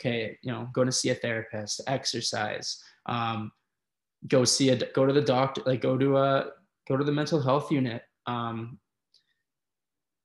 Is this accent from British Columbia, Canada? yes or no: no; Red Deer, Alberta, Canada; growing up in Red Deer, where there's not an awful lot of things